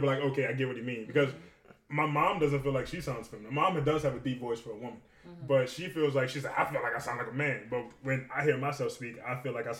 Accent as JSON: {"language": "English", "town": "Westwego", "region": "Louisiana", "country": "United States", "accent": "Westwego", "said": "I don't have New Orleans in me because I'm not from New Orleans. My Westwego comes out."}